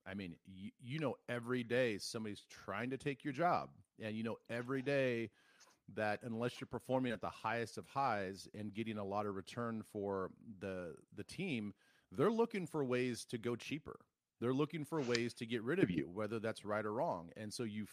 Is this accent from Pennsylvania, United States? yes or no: no; South Dakota, United States; Growing up in South Dakota